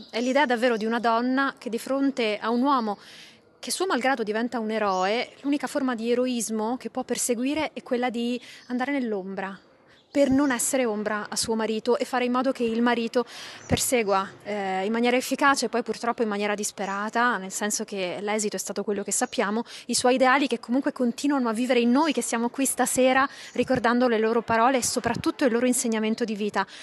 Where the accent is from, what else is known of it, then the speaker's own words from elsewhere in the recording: Sicily, Italy; io sono siciliana, quindi c'è una vicinanza eh, di cuore, di terra